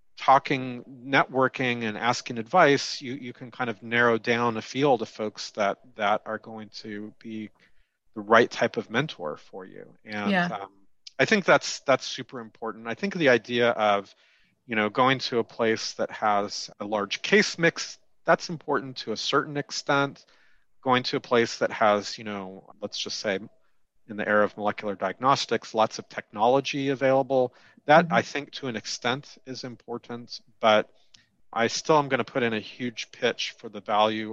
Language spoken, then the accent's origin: English; West Coast, United States; also born or lived in Southern California; I'm from the West Coast